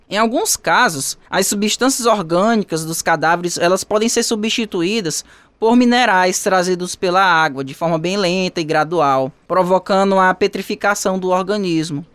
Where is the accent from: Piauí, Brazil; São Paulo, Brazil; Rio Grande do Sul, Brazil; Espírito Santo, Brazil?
Piauí, Brazil; Teresina; da minha terra natal, que lá existe a Floresta Fossa, em Teresina